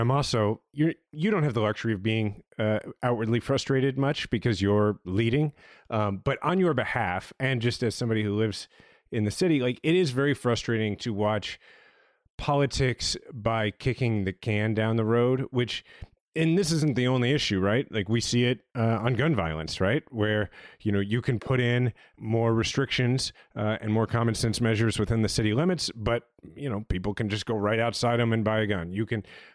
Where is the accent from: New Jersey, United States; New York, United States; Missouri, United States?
Missouri, United States; Kansas City; the mayor of my hometown